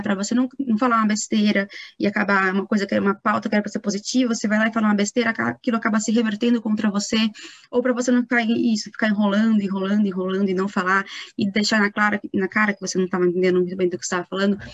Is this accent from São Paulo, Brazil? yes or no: yes; Itatiba, São Paulo, Brazil; now in São Paulo, Brazil; eu sou de Itatiba, né? moro em São Paulo, mas sou do interior de São Paulo